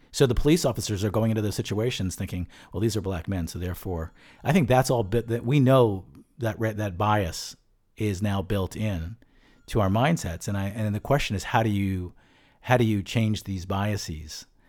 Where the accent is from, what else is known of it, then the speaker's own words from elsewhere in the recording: Bucks County, suburban Philadelphia, Pennsylvania, United States; I grew up in suburban Philadelphia